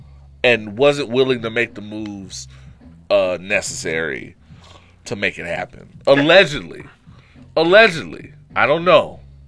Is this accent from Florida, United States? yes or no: no; Brooklyn, New York, United States; Shout out to my hometown Brooklyn niggas.